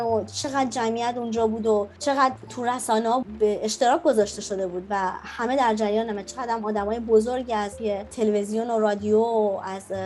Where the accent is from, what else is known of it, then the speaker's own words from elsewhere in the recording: Iran; now in Frankfurt, Germany; به عنوان یه ایرانی